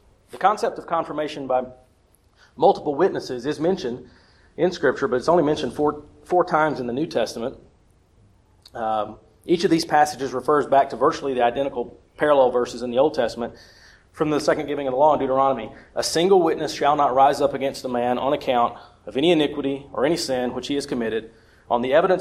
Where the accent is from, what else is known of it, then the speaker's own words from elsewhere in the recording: South Carolina, United States; now in Georgia, United States; I'm from South Carolina, by way of North Carolina, and now in Georgia.